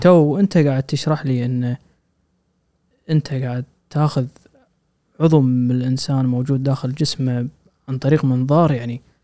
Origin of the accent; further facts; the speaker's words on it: Kuwait; عندنا بالكويت